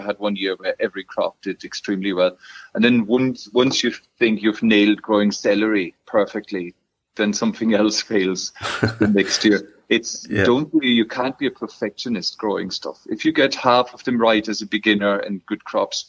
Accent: Germany; now in Ireland; I'm German by birth

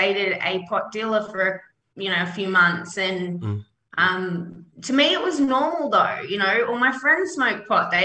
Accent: Sydney, New South Wales, Australia; I grew up in a small suburb in Western Sydney. Yep. I grew up there my whole entire life.

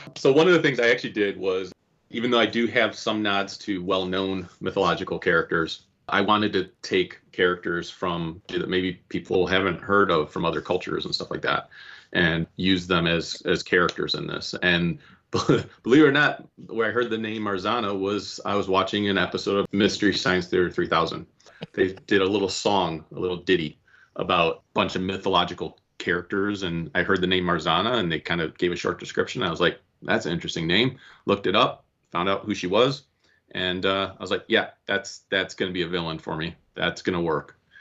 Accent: Cleveland, Ohio, United States; I am from the Cleveland area

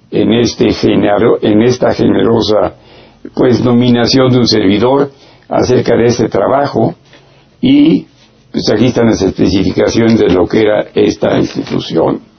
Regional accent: Mexico; no solamente como ser humano y como mexicano, también lo conozco como médico

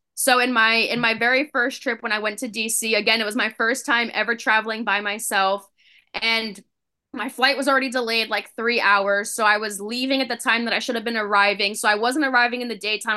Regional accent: West Coast of Florida, United States; I grew up on the West Coast, where the water's very ru-, warm, there's no waves

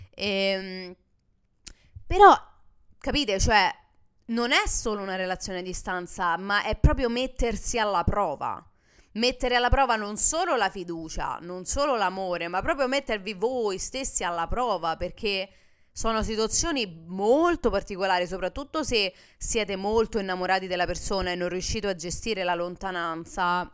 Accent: Italy; moved away as an adult; now in United States; Mio marito nel momento in cui ha deciso di sposare un'italiana

